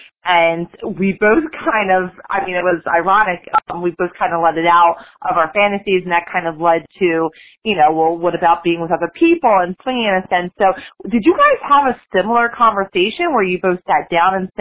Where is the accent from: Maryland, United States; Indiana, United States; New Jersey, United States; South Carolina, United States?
New Jersey, United States; we're from Jersey, but we have wooded areas